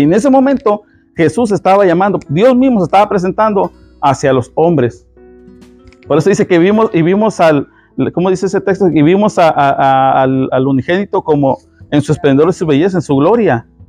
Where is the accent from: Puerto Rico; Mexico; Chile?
Mexico; soy mexicano y hablo rápido